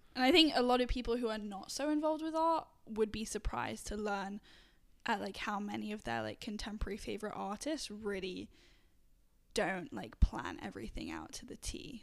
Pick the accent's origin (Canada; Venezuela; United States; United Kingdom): United Kingdom; England; moved away; I'm from England originally